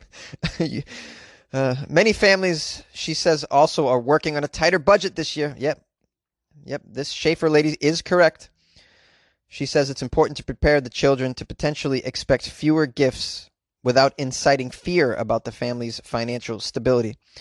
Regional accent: United States; I was born in the United States

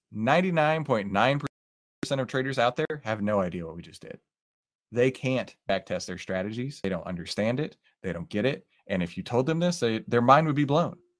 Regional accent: Texas, United States; accent: Texas; I am from Texas, and every once in a while, my little Texas accent will come out

